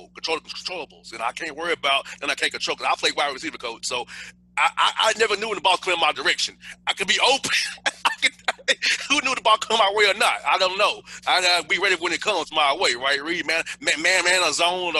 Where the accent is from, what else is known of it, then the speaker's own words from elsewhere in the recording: Dominican Republic; I'm Dominican and black